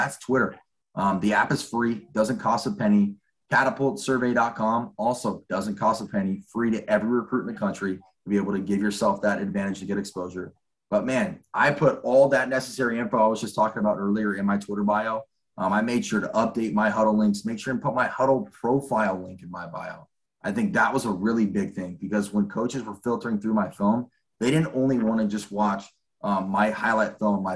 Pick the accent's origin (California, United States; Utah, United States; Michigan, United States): California, United States; give back to my home state, really being able to understand the recruiting landscape here in the state of California